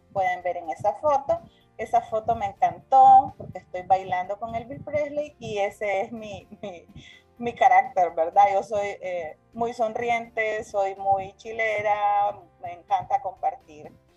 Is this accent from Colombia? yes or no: no; Nicaragua; Soy una mujer nicaragüense